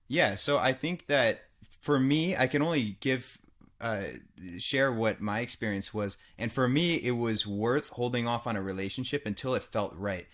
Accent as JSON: {"language": "English", "country": "United States", "tie": "born or raised there", "said": "I grew up in America."}